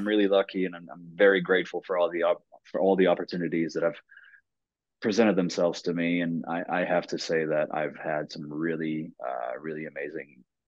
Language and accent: English; Quebec, Canada; first language French; English is a second language; moved away as an adult; also born or lived in New York; I'm French. I'm French Canadian